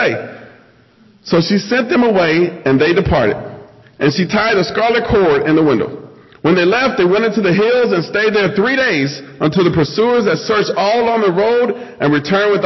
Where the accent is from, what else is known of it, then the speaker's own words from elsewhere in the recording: Nebraska, United States; moved away; I'm originally from Nebraska.